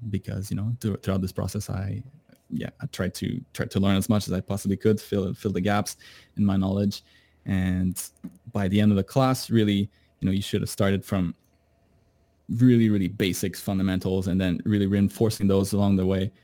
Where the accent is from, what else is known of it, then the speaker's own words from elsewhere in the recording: Canada; moved away; I, I'm from Canada